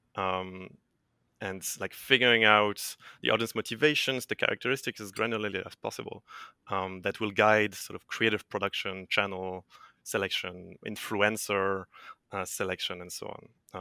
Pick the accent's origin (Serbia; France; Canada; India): France; moved away as an adult; also born or lived in Dublin, Ireland / Hamburg, Germany; I'm, uh, French. So I'm originally from France